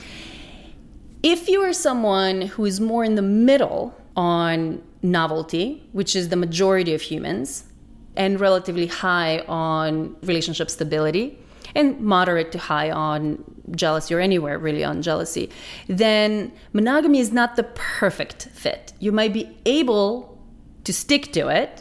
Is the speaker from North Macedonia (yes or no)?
yes; North Macedonia; moved away; I grew up in Macedonia, which is a fairly conservative kind of traditional culture